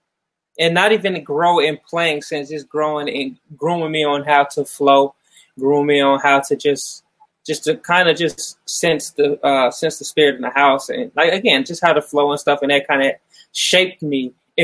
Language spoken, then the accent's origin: English; Mansfield, Ohio, United States; I'm originally from Mansfield, Ohio